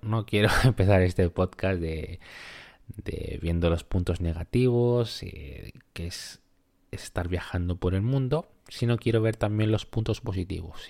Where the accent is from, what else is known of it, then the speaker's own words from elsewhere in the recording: Peru; moved away; mi país de origen, que ya te adelanto, que es Perú.